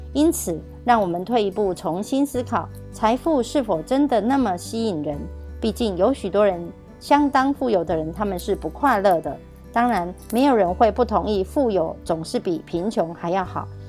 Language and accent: Chinese; Miaoli County, Taiwan; 今天要为大家导读的主题是建立并捍卫不易获致的储蓄金。